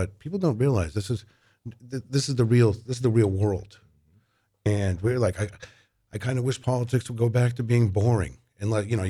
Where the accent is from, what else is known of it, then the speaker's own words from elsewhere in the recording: Manchester, New Hampshire, United States; I grew up here in Manchester.